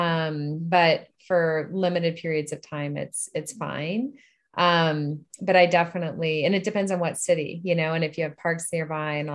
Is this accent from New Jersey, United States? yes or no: no; Upper Arlington, Ohio, United States; also born or lived in Washington, D.C. / Maryland / Illinois; now in Boulder, United States; And then, yeah, and then spent high school in Upper Arlington, Ohio.